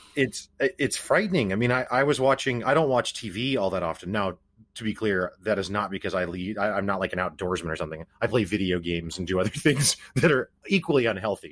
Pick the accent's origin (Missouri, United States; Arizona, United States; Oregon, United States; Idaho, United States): Missouri, United States; Springfield; I'm personally from Springfield, Missouri